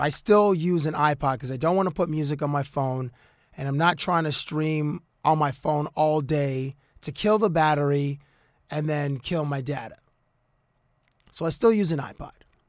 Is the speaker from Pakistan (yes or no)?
no; Cambridge, Ontario, Canada; I went to high school in Cambridge, Ontario